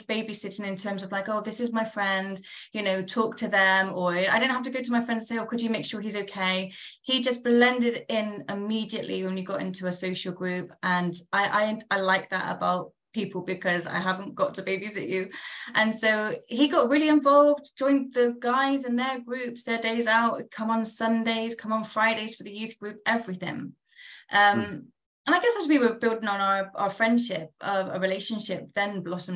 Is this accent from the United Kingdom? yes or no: yes; United Kingdom; also born or lived in London / Nigeria; now in Essex, United Kingdom; I'm from the south of the UK